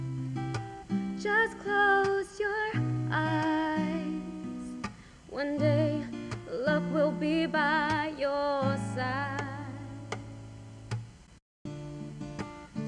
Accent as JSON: {"language": "English", "town": "Jersey City", "region": "New Jersey", "country": "United States", "tie": "born or raised there", "said": "I grew up in Jersey City, when Jersey City wasn't great"}